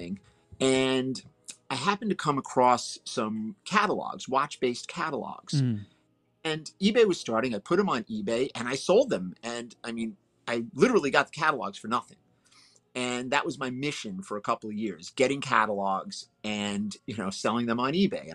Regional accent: New York City, New York, United States; I grew up in Brooklyn, New York

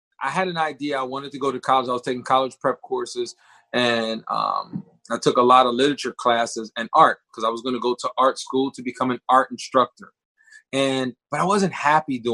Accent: Lancaster County, Pennsylvania, United States; I'm from Lancaster County. I was born and raised in Lancaster County. I still reside in Lancaster County

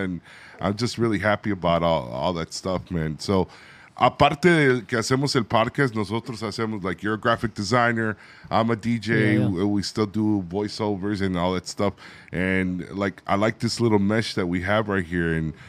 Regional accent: Chicago, Illinois, United States; I'm from Chicago.

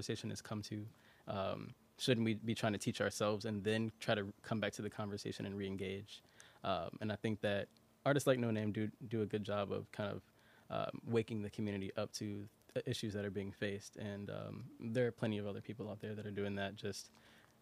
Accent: Chicago, Illinois, United States; I'm from Marquette Park, so okay. Southwest Side

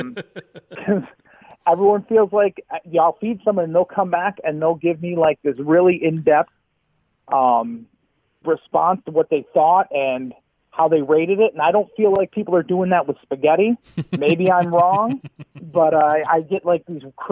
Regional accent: Syracuse, New York, United States; also born or lived in Oswego County, New York / Fayetteville, New York; I'm from the South Side. I'm so much from Syracuse

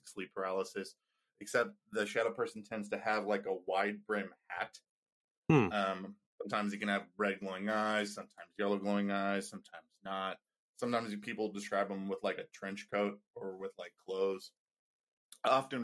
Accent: Indiana, United States; we're from Indiana, so like we're the meth capital of the world

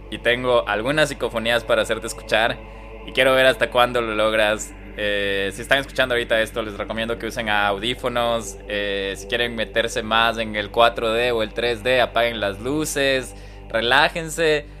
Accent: Ecuador; moved away

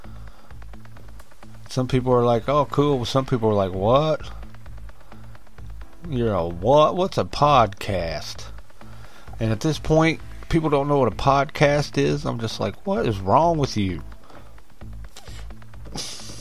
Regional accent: West Virginia, United States; I'm from West Virginia

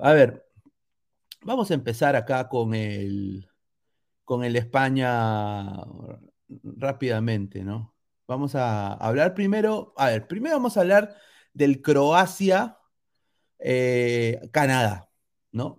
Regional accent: Peru

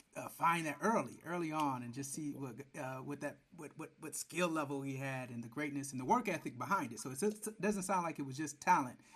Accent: Detroit, Michigan, United States; now in Atlanta, United States; I'm living in Atlanta now, but I'm from Michigan and Detroit

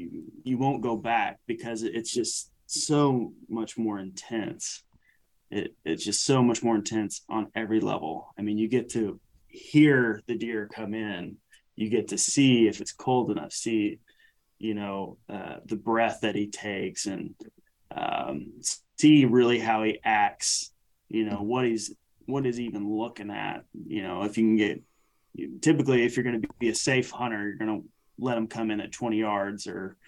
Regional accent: the South, United States; Not just the USA. I mean, we're right in the heart of the USA, right in the middle. And it's like, you know, we're from the South.

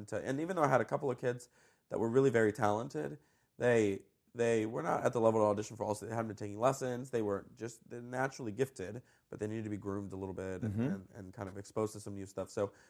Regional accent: New Jersey, United States; also born or lived in Colombia; I was actually born in South America. I was born in Colombia. Cool. And when I was two, I immigrated to the U.S. I moved to Jersey.

